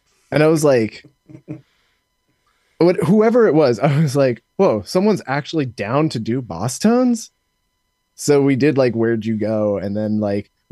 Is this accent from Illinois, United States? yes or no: no; Chino, California, United States; We're from Chino, and Chino's not a big town